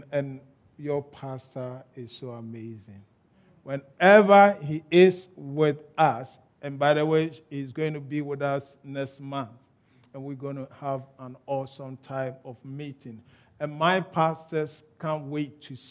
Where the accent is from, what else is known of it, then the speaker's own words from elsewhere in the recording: Ghana; accent: Ghanaian; moved away as an adult; now in United Kingdom; I was born in Ghana. I was bred in Ghana. I grew up in Ghana. I had my education in Ghana